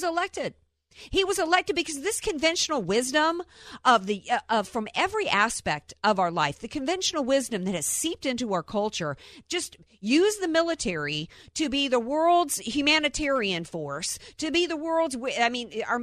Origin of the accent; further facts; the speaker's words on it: the South, United States; in the South